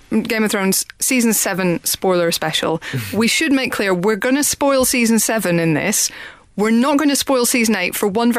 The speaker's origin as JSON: {"language": "English", "region": "Northern Ireland", "country": "United Kingdom", "moved": "yes", "said": "I'm from Northern Ireland"}